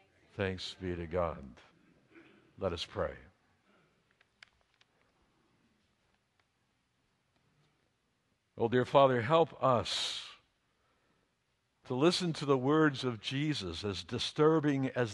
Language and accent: English; United States; all the nuclear armaments of the United States were being assembled in my hometown